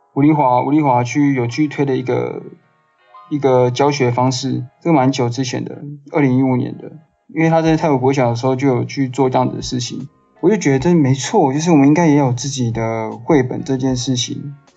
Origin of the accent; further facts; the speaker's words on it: Taiwan; first language Mandarin Chinese; 我在客家的那个乡村长大的嘛